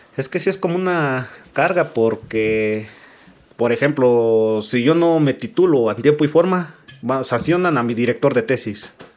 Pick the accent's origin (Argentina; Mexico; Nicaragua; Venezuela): Mexico; como buenos mexicanos